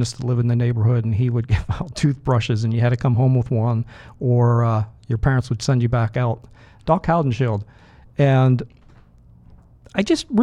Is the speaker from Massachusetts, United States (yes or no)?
no; Pittsburgh, Pennsylvania, United States; accent: Pittsburgh; I grew up in Pittsburgh, and we did trick-or-treating